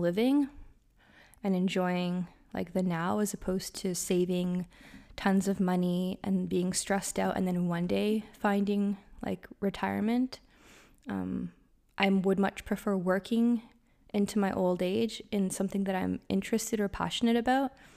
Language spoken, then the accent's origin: English; Canada; I'm from Canada, so our seasons are quite drastic